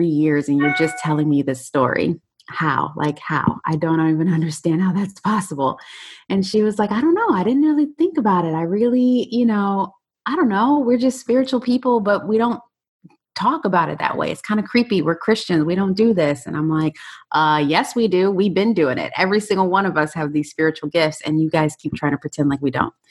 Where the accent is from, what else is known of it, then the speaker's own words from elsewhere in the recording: Chicago, Illinois, United States; also born or lived in Detroit, Michigan; now in Fort Lauderdale, United States; I am originally from Chicago, born in Detroit, so I'm a Midwest gal.